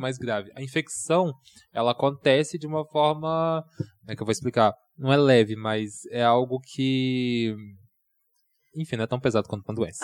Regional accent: Nova Lima, Minas Gerais, Brazil; also born or lived in Belo Horizonte / São Paulo; mineiro, sou de Nova Lima

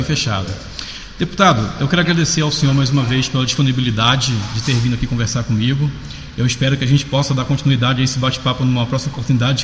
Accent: Nova Iguaçu, Rio de Janeiro, Brazil; No meu estado, eu sou do Rio de Janeiro. Uhum. Na minha cidade vizinha, eu sou de Nova Iguaçu, Baixada Fluminense.

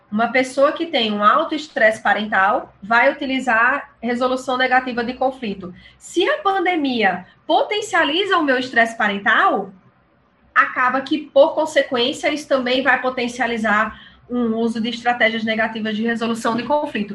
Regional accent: São Paulo, Brazil; now in João Pessoa, Brazil; eu moro em João Pessoa, mas sou paulista

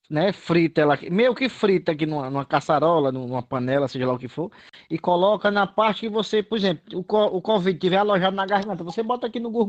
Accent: Fortaleza, Ceará, Brazil; sou do Bom Jardim

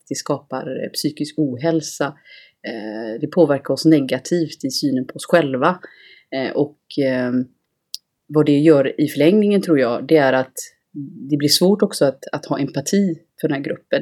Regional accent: Gothenburg, Västra Götaland, Sweden; jag är från Göteborg.

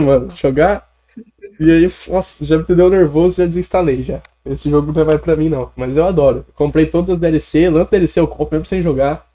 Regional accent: Catanduva, São Paulo, Brazil; eu sou de Catanduva, né? Sou de Catanduva, cheguei ontem aqui

